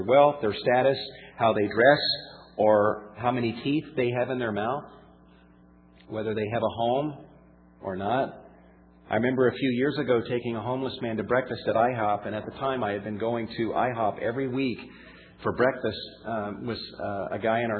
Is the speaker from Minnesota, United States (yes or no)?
no; South Carolina, United States; also born or lived in Georgia / Florida; now in California, United States; And as I grew up in the Southeast, in South Carolina, in Georgia, in Florida, I witnessed a lot of racism. In fact, it was not until we moved out to California back in 1988.